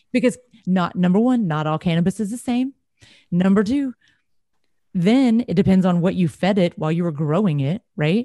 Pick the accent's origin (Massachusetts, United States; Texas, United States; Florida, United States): Texas, United States; I'm from Texas